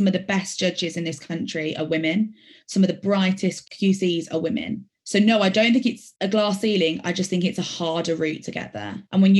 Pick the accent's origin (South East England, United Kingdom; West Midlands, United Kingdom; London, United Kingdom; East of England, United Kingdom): West Midlands, United Kingdom; Birmingham; accent: Birmingham; Part of me is embarrassed of the fact that I lose my Birmingham accent because I'm a very proud Brummy.